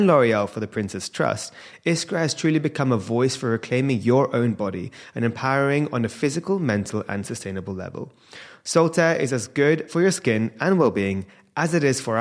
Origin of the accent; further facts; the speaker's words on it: India; being an Indian